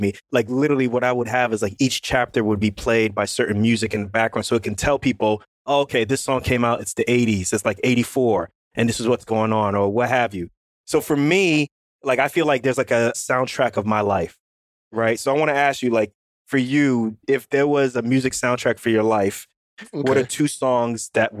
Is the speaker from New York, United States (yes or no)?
yes; New York City, New York, United States; moved away; also born or lived in Irvington, New Jersey; I grew up in Queens and then from there we moved to Irvington, New Jersey.